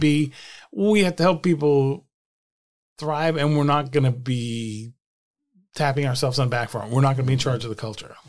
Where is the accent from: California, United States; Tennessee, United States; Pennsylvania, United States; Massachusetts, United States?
Massachusetts, United States; Attleboro; my hometown of Attleboro, Massachusetts, small town just south of, just north of Providence and about forty miles south of Boston